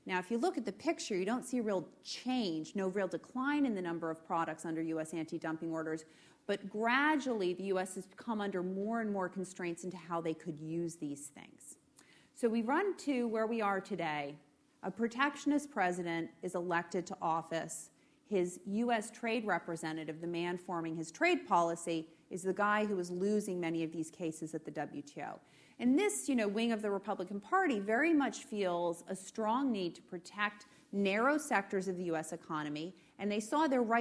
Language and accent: English; United States; as an American